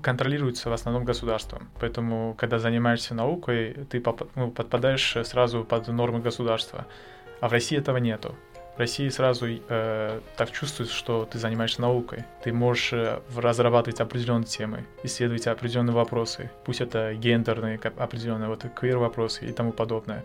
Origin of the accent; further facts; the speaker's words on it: Tashkent, Uzbekistan; moved away as an adult; now in Saint Petersburg, Russia; Я приехал из Узбекистана